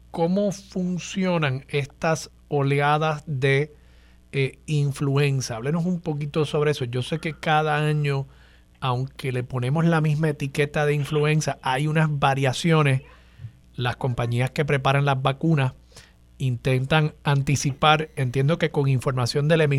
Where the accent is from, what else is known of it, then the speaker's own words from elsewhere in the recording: Puerto Rico; Es parte de nuestro acervo cultural como puertorriqueño.